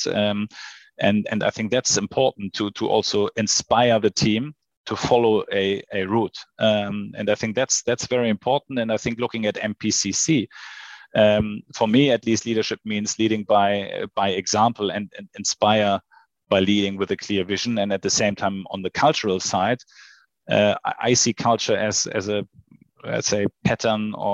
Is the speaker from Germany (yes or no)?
yes; Hamburg, Germany; also born or lived in Sydney / Shanghai; I was born in Hamburg. I grew up in Hamburg, and now I live in Hamburg with my family.